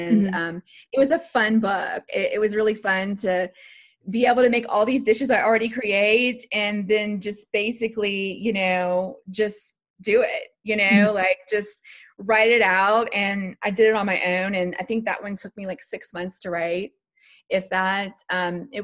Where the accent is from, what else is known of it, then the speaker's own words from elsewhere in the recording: Lafayette, Louisiana, United States; I'm originally from Lafayette, Louisiana. And so that's Cajun country.